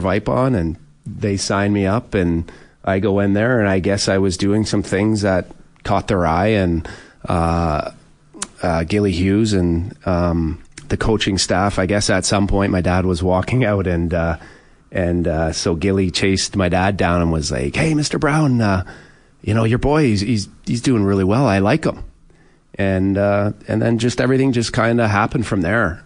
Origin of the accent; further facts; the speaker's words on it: Oshawa, Ontario, Canada; growing up in Oshawa with my family, we just we never did anything extra.